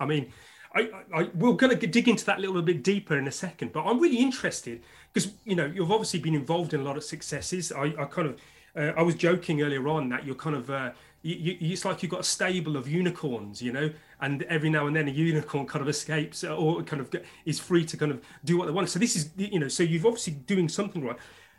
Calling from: London, United Kingdom

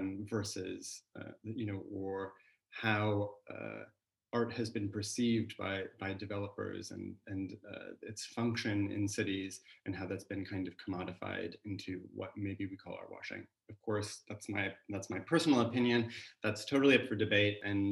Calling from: California, United States; I'm joining actually from California, so for me this is an afternoon chat, so coffee in hand, not Negronis.

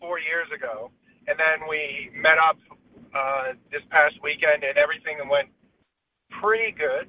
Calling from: California, United States

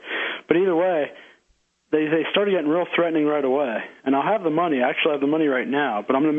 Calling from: Harrisburg, Pennsylvania, United States; Actually, Harrisburg, the very capital.

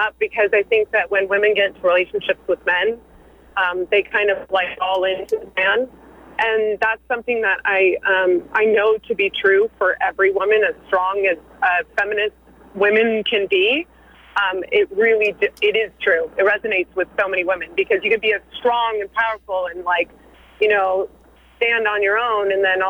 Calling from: San Francisco, California, United States; San Francisco.

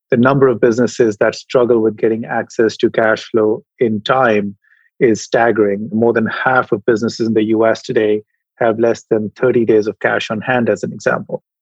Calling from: San Francisco, California, United States; I am in San Francisco today. I'd love to say sunny San Francisco, but today is a little bit uh, drab.

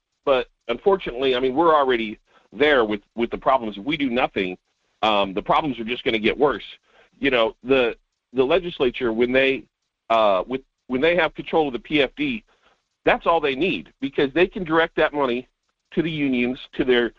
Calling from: North Pole, Alaska, United States; This is … from North Pole.

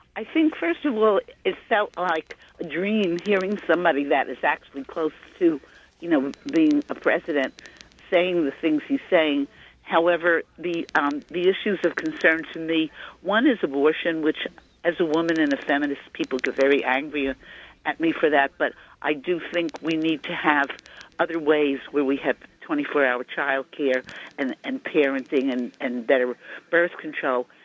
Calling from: Ringwood, New Jersey, United States; I'm calling from Ringwood, New Jersey

